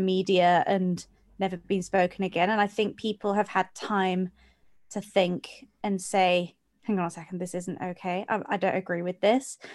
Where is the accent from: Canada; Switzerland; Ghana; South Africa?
Switzerland; Geneva; I grew up in Geneva, which is also very much the same, big melting pot